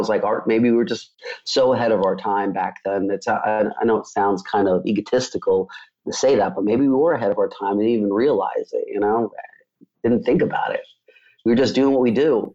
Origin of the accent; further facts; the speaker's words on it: New York, United States; moved away; I grew up in New York